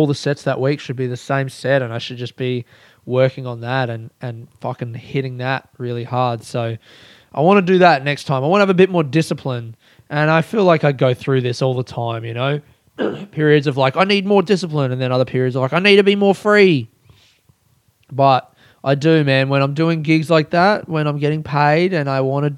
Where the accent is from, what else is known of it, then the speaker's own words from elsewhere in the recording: Australia; growing up in Australia